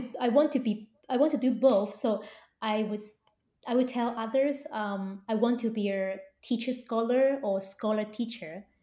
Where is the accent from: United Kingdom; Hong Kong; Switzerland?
Hong Kong; I was born and raised in Hong Kong, and we Hong Kong people